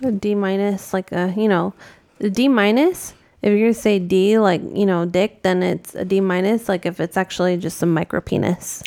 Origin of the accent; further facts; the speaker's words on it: New England, United States; I grew up in New England, which is, you know, Massachusetts, Connecticut